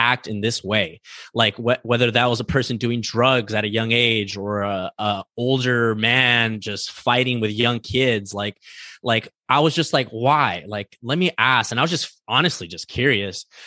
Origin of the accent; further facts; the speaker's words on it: East Los Angeles, California, United States; I grew up in East Los Angeles